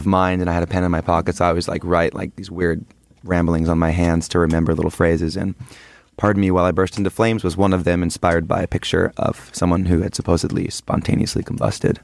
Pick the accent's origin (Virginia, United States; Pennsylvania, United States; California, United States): California, United States; we're from California. We all basically went to high school together